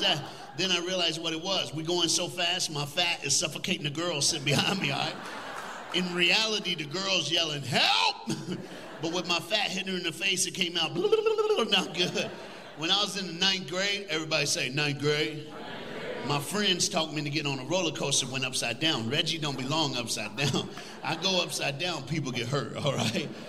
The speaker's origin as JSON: {"language": "English", "region": "Tennessee", "country": "United States", "tie": "born or raised there", "moved": "yes", "lives_now": "Texas, United States", "said": "I'm from the Smoky Mountains. That's where I grew up."}